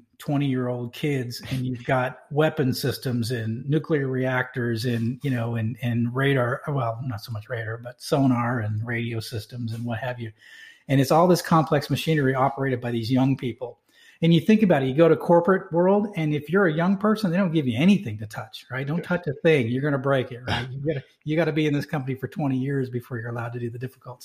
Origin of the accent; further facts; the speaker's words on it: Manchester, New Hampshire, United States; I grew up in Manchester, New Hampshire. So I'm a New England guy.